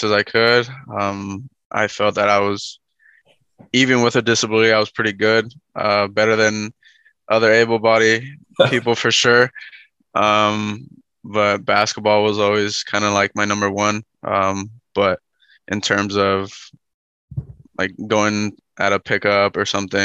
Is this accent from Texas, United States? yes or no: yes; Houston, Texas, United States; also born or lived in Chicago; So I was born in Chicago, but I was raised in Houston throughout my whole life.